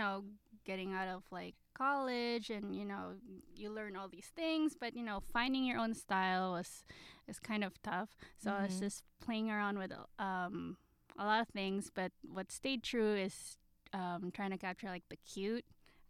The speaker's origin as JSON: {"language": "English", "town": "Manila", "region": "Metro Manila", "country": "Philippines", "tie": "born or raised there", "moved": "as an adult", "lives_now": "California, United States", "said": "So I'm really a Manila girl. So I was born and raised in Manila."}